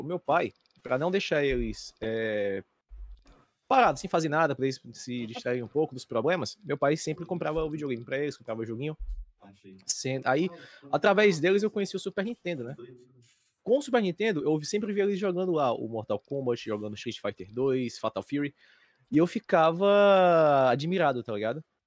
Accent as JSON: {"language": "Portuguese", "town": "Fortaleza", "region": "Ceará", "country": "Brazil", "said": "Eu tenho 26 anos e sou de Fortaleza, Ceará"}